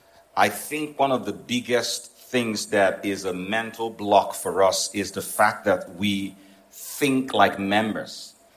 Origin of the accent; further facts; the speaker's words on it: Nigeria; moved away; also born or lived in United States; the first thing I did when I came to Nigeria, even though I'm Nigerian, was I went to the U.S. Embassy. And because they heard my accent, they didn't know I was also an American citizen.